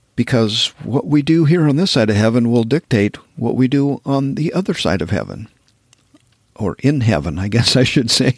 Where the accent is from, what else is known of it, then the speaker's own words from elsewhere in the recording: Wyoming, United States; moved away as an adult; also born or lived in Texas / southern Utah; now in Montana, United States; I grew up in Wyoming